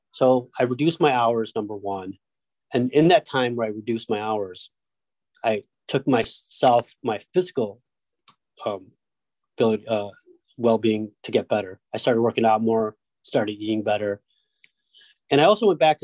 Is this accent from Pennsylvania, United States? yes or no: no; Detroit, Michigan, United States; moved away as an adult; also born or lived in Rochester, New York; We grew up in Detroit, lived in like a very small apartment